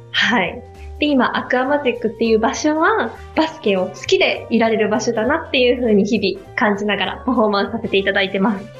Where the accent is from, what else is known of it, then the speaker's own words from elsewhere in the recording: Shimane, Japan; 島根県にエンターテインメントがないって思ってたんですよね、うん、高校生まで